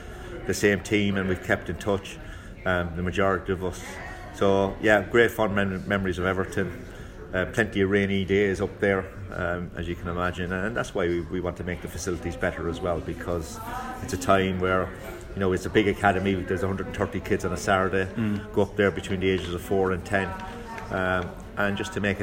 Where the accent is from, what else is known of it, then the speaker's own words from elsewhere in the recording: Cork, Munster, Ireland; when I was growing up in Cork